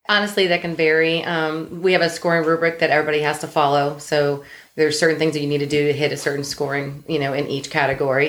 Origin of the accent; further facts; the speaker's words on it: Ohio, United States; moved away as an adult; I'm from Ohio. We moved here um, when Kat was a year old.